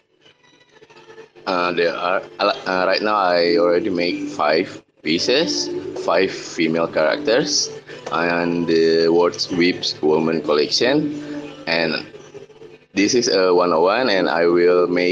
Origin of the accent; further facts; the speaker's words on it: Yogyakarta, Special Region of Yogyakarta, Indonesia; I'm from Indonesia, Jogja